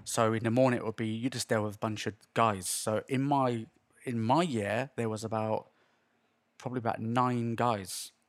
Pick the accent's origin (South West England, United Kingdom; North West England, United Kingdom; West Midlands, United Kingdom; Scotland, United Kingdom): South West England, United Kingdom; Swindon; moved away as an adult; also born or lived in London / Las Vegas / Los Angeles; I lived here all my life